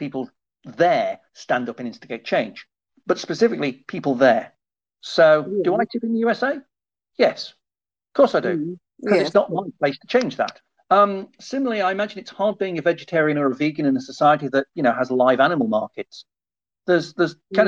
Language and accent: English; United Kingdom; I'm British